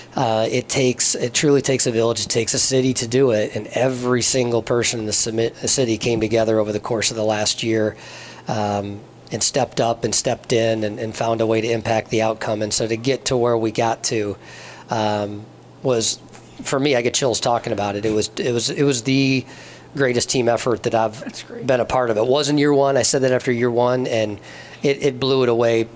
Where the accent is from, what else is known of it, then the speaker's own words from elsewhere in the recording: Michigan, United States; also born or lived in Wisconsin; I'm from Michigan, but played um, some college golf up there at Carthage College.